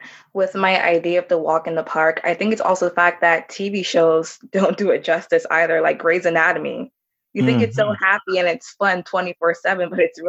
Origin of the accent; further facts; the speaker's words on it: Jamaica; born there; because I was born in Jamaica. And my family's from Jamaica, so it felt like I was at home.